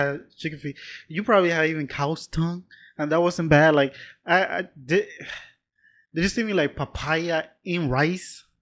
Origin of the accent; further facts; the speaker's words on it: Panama; I'm from Panama, but I'm still from the city.